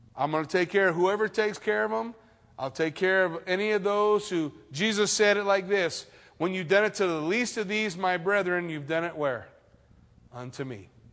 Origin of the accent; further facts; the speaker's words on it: United States; I'm American.